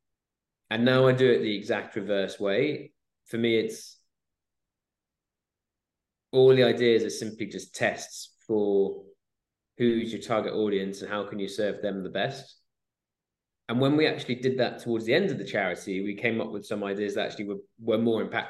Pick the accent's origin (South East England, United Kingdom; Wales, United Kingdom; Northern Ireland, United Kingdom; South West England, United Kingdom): Wales, United Kingdom; Swansea; moved away as an adult; also born or lived in Exeter / Bristol / London; I grew up in Swansea, in Wales.